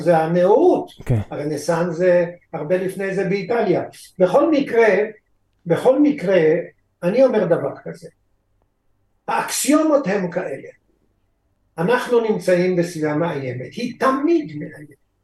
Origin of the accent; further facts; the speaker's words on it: Israel; אני בכל זאת נולדתי פה